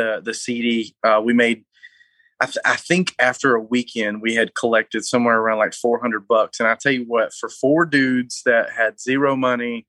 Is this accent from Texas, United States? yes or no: no; North Alabama, United States; We're all from North Alabama